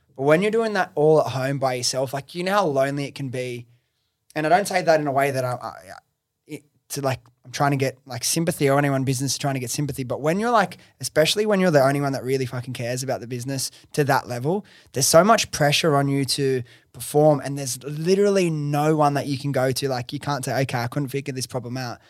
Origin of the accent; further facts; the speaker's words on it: Sydney, New South Wales, Australia; I'm from Sydney, I love all my friends and family that I grew up